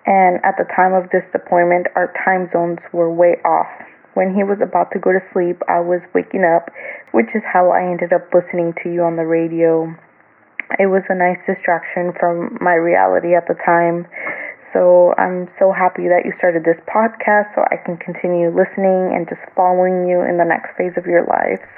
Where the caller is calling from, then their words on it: Okinawa, Japan; I am calling you from Okinawa, Japan. I recently moved here